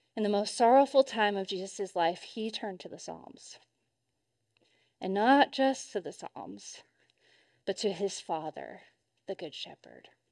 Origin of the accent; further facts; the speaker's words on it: Arkansas, United States; I grew up in Arkansas, right around Tornado Alley